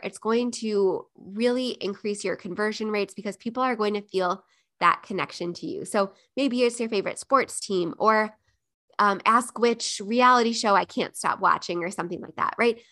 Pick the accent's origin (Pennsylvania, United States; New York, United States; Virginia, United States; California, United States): New York, United States; Buffalo; moved away; Buffalo, New York, my hometown